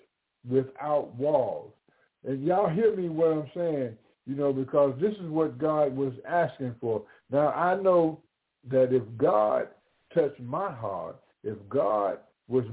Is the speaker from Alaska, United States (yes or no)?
no; Atlanta, Georgia, United States; a Southern gentleman coming from Atlanta, Georgia